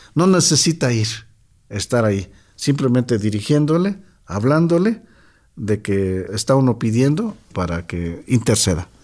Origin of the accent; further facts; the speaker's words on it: Totontepec Villa de Morelos, Oaxaca, Mexico; Nuestro pueblo se llama Totontepec